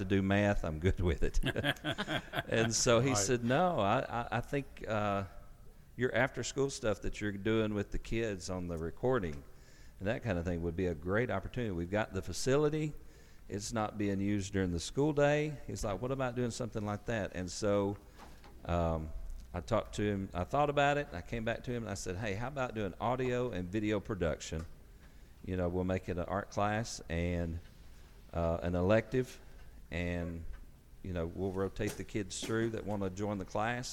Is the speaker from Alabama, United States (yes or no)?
yes; Lexington, Alabama, United States; also born or lived in Florence, Alabama / Lawrenceburg; So I grew up in Lexington, Alabama, went to UNA in Florence